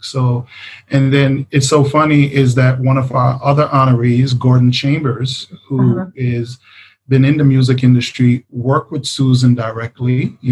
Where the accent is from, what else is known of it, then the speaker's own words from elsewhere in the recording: Jamaica; the background of being Jamaican